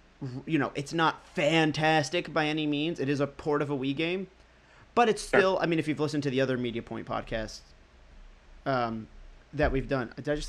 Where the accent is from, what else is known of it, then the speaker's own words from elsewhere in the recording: United Kingdom; You know, I'm British, so I naturally sound like a better actor.